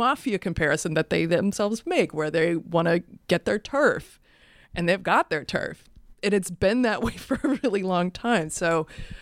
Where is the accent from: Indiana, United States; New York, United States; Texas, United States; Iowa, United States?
Iowa, United States; Cedar Rapids; I grew up in Cedar Rapids, Iowa